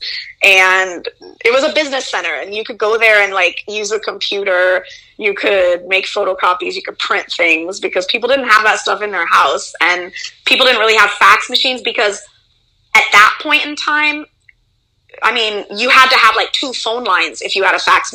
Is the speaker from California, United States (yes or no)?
yes; Los Angeles, California, United States; also born or lived in Oregon; now in Anguilla; I went to LA when I was about six, I think, or seven, six or seven.